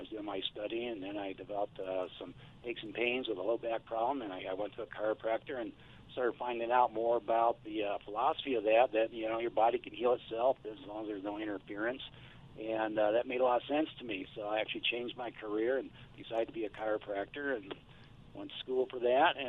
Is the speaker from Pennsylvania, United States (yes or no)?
no; Davenport, Iowa, United States; I was actually born and raised in Davenport